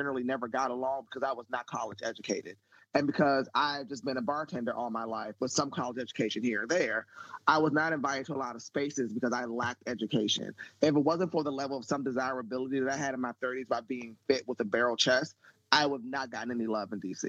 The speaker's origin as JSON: {"language": "English", "town": "Largo", "region": "Maryland", "country": "United States", "tie": "born or raised there", "said": "growing up in Largo, Maryland, with a bunch of rich ass kids."}